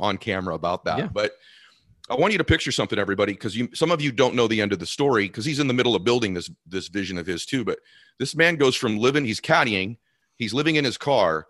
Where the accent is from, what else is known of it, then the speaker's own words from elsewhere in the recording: Boston, Massachusetts, United States; moved away as an adult; now in Los Angeles, United States; we're both from Boston area